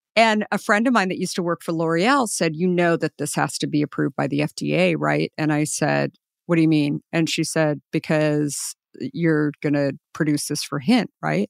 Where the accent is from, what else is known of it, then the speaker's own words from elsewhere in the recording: Scottsdale, Arizona, United States; I grew up in Scottsdale.